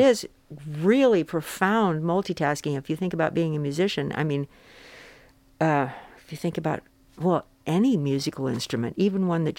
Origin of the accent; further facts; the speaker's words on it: Phoenix, Arizona, United States; I grew up in Phoenix, Arizona